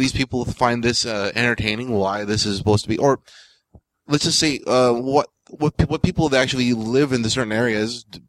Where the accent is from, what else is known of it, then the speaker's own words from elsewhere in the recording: Hong Kong; moved away; we're from Hong Kong